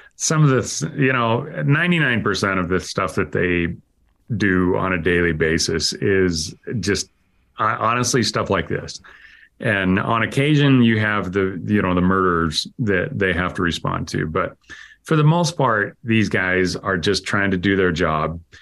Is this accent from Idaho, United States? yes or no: yes; Idaho, United States; I grew up in Idaho and, uh, part of my life was on a farm